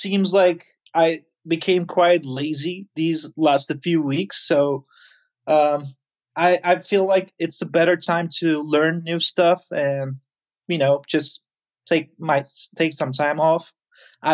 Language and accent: English; Izmir, Turkey; moved away; I'm right now in Turkey. It's a city called Izmir. It's my hometown